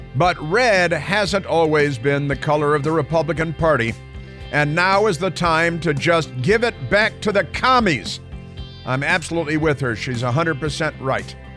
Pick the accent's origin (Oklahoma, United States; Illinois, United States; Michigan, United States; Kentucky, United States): Illinois, United States; Chicago; moved away; also born or lived in Pelham, New York / Shorewood, Wisconsin; I grew up on the North Shore of Chicago mostly, and a little bit of Pelham, New York, and a little bit of Shorewood, Milwaukee